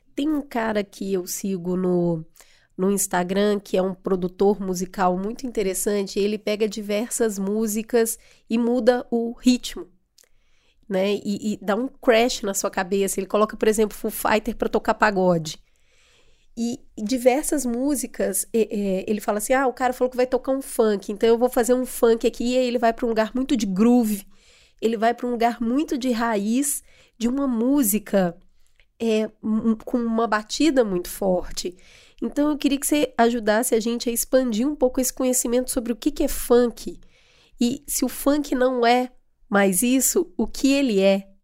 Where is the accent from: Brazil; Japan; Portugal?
Brazil; a gente, enquanto brasileiro